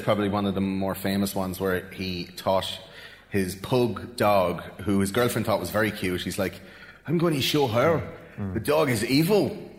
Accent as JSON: {"language": "English", "country": "Russia", "said": "I'm actually Russian."}